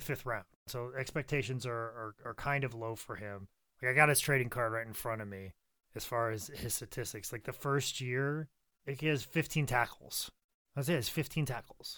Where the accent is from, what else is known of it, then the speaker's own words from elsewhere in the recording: Midwest, United States; growing up in the Midwest like I did